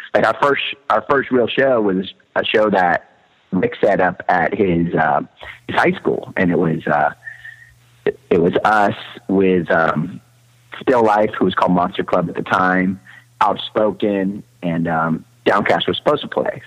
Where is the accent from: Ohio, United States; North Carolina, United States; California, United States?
California, United States; Southern; also born or lived in Manhattan, New York; I was born in Manhattan, but I, I moved to um, Southern California like I was a, like a few months old